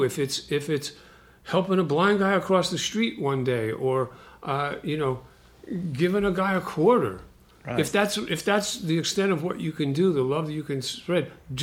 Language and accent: English; Brooklyn, New York, United States; also born or lived in London, England; I grew up in Brooklyn